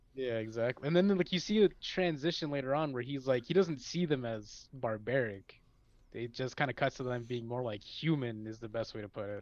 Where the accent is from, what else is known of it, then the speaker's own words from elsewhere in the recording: Chicago, Illinois, United States; I'm from the great city of Chicago